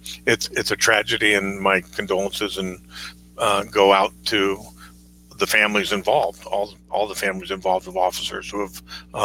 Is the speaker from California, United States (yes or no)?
yes; California, United States; moved away as an adult; now in McCall, United States; I come from California to Idaho, and I'd left the banking industry where I was a vice president with Citibank in their commercial real estate department, moved to McCall, Idaho